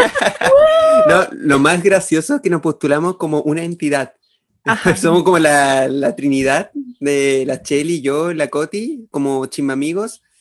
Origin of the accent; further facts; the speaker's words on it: Chimbarongo, O'Higgins, Chile; somos de Chimbarongo, nacimos rodeados de, de, mimbre